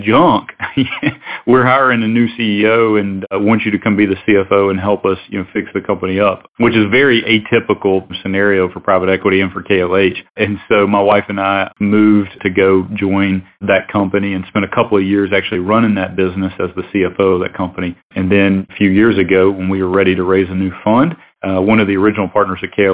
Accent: Alabama, United States; I'm originally from Alabama, went to school in Tuscaloosa at the university, and started my career in Birmingham

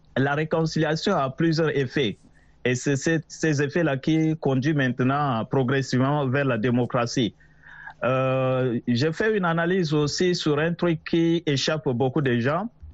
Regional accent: Chad; je suis un Tchadien

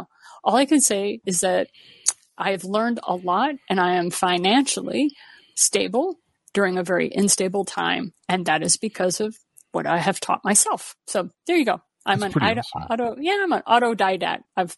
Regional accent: Missouri, United States; I am from Southern Missouri. So, yeah, that fits right in with my background.

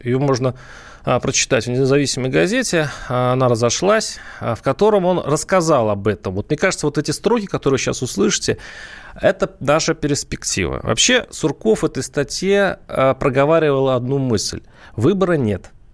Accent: Tver Oblast, Russia; я сам из Тверской области

